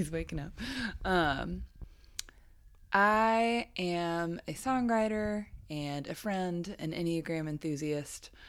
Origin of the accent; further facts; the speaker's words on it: Dallas, Texas, United States; moved away as an adult; also born or lived in Alabama; I grew up in Dallas, Texas, and then went to college in Alabama